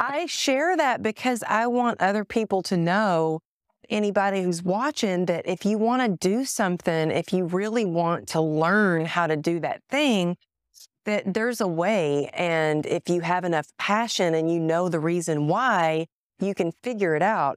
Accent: Greenville, Texas, United States; moved away; I was born in Greenville

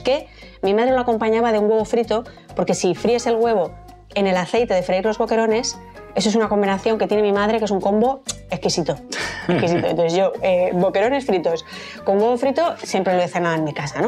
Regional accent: Madrid, Community of Madrid, Spain; Yo es que soy madrileña

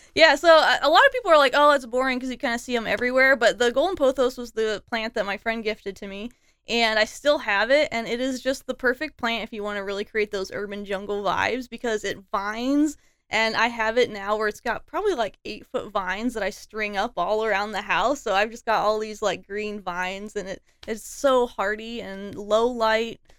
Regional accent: Des Moines, Iowa, United States; moved away as an adult; also born or lived in Chicago / Austin / Berlin / Barcelona; I was born in Des Moines. I went to Johnson High School.

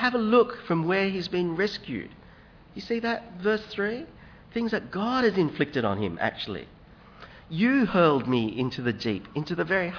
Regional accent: Hong Kong; now in Australia; I come from Hong Kong

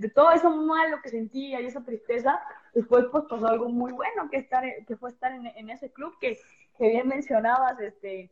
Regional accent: Veracruz, Mexico; Yo soy del puerto de Veracruz

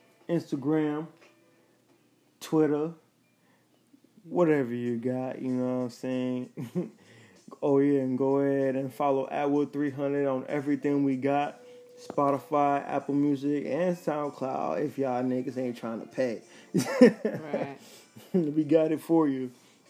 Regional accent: Liberia; now in Dallas, United States; I came from Liberia. I came to Texas, Dallas, Texas. Shout out to all my people in Texas.

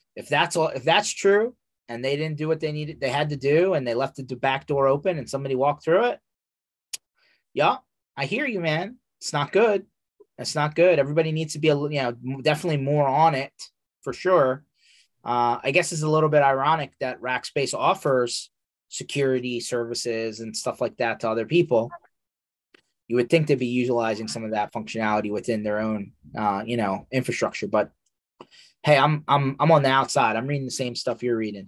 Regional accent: United States; I'm very American

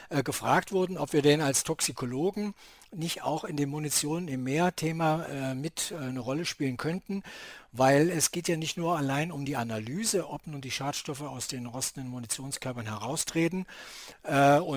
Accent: Kiel, Schleswig-Holstein, Germany; natürlich sind wir dann auch irgendwann als Kieler hier äh, direkt an, als Anrainer der Ostsee irgendwann mal auch mit der Ostsee in Berührung gekommen.

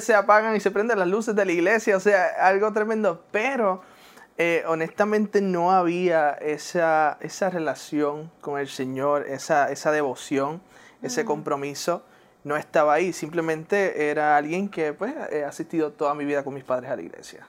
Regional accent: Puerto Rico; first language English; Spanish is a second language; moved away as an adult; also born or lived in Newark, New Jersey / Pennsylvania; now in West Palm Beach, United States; la niñez en Puerto Rico, ahí me encantó mi niñez en Puerto Rico

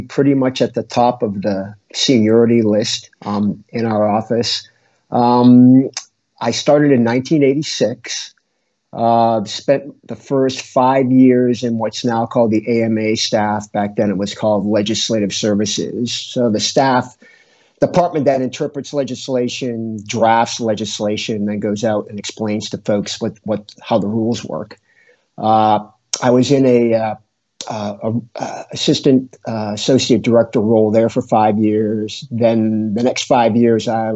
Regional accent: Biddeford, Maine, United States; moved away; I grew up in Biddeford, Maine, which is southern Maine, about 90 miles north of Boston.

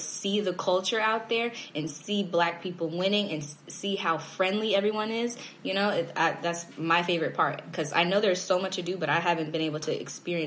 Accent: Orlando, Florida, United States; moved away as an adult; also born or lived in Chicago, Illinois; now in Atlanta, United States; I grew up in Orlando, Florida

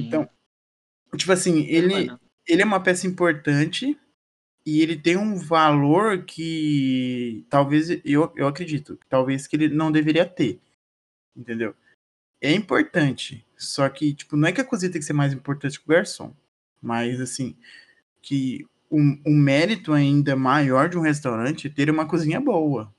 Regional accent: Paraná, Brazil; a gente é do Paraná

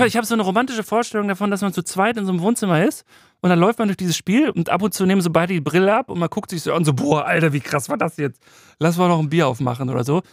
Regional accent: Waltrop, North Rhine-Westphalia, Germany; in Waltrop, wo ich herkomme

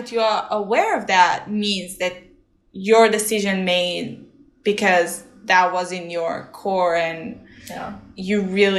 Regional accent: Israel; now in Nashville, United States; I'm from Israel.

